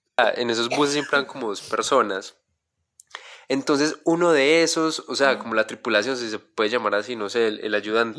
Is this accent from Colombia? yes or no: yes; Quindío, Colombia; yo soy del Quindío